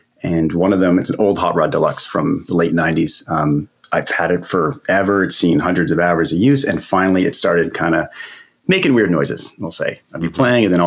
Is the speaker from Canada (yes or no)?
yes; Canada; I'm Canadian